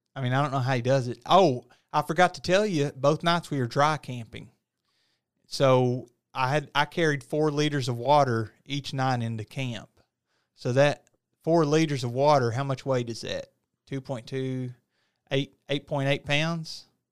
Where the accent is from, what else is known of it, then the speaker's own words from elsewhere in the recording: United States; I'm from small town U S A. You know, there's not really three-story buildings, four-story buildings in my hometown